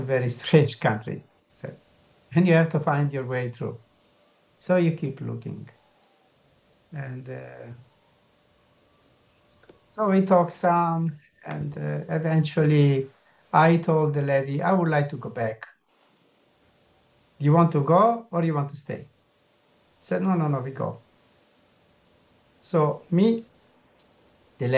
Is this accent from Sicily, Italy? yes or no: no; Milan, Lombardy, Italy; English is a second language; I'm from Milan